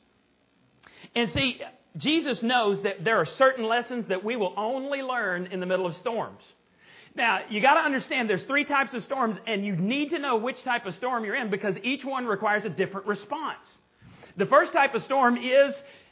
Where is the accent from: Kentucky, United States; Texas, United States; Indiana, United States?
Texas, United States; Borger; my hometown of Borger, Texas.